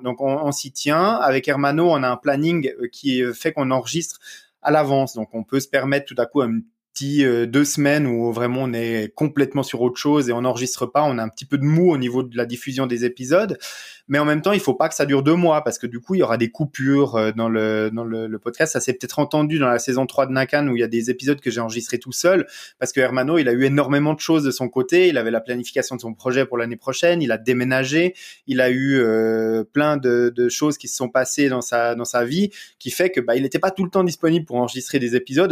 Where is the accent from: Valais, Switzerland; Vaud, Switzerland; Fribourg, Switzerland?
Vaud, Switzerland; accent: petit accent du terroir du Gros-de-Vaud; j'ai un petit accent euh, euh, du terroir euh, du, gros de veau en Suisse